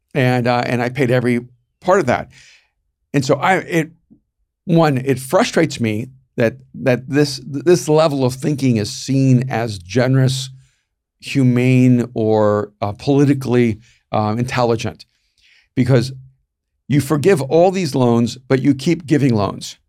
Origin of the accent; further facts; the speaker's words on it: El Salvador; moved away; I'm from El Salvador